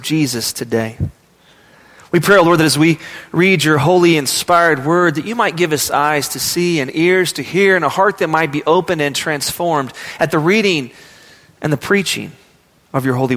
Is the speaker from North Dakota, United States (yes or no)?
no; Midland, Texas, United States; I was from Midland, Texas.